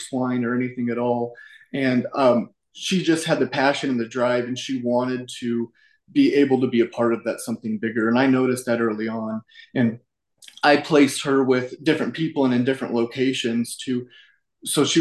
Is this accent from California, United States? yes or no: no; Colorado, United States; I'm from Colorado